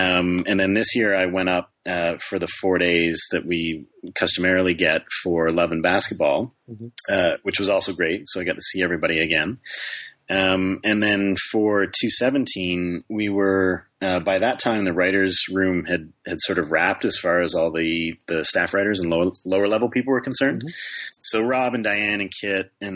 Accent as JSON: {"language": "English", "country": "Canada", "moved": "as an adult", "said": "I am actually a Canadian citizen"}